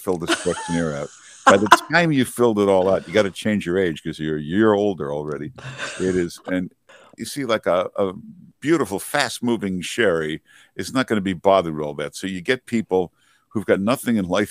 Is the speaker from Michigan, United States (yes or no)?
yes; Grosse Pointe Farms, Michigan, United States; now in New York City, United States; I'm from Michigan, near Detroit, Grosse Pointe Farms